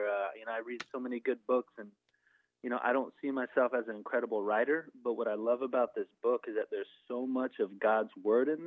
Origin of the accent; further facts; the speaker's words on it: Ventura, California, United States; moved away as an adult; also born or lived in Mississippi; I was born and raised in Ventura, California